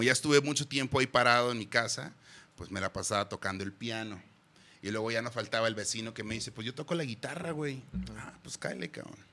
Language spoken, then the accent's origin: Spanish; Guadalajara, Jalisco, Mexico; Sí, güey, nacimos aquí en Guadalajara, mi carnal y yo. Orgullosamente tapatíos.